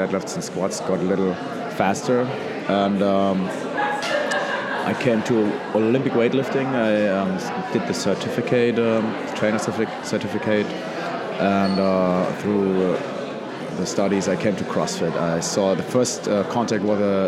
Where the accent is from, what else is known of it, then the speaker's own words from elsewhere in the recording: Neckarsteinach, Hesse, Germany; also born or lived in Heidelberg; I was born in Heidelberg. It's near Mannheim, Frankfurt in Germany. And I was raised in Neckarsteinach